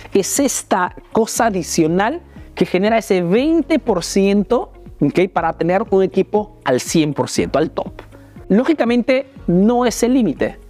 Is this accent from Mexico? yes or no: no; Peru; now in Italy